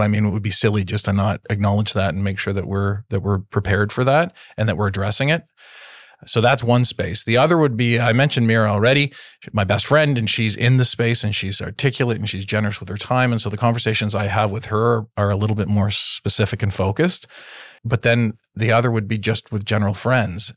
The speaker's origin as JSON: {"language": "English", "town": "Toronto", "region": "Ontario", "country": "Canada", "tie": "born or raised there", "said": "growing up in Toronto, in Canada, and being white"}